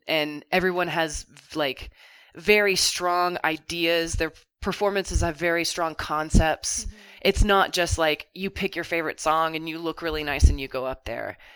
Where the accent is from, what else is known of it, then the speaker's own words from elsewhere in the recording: Kentucky, United States; growing up in Kentucky, I didn't feel like I could be the person that I wanted to be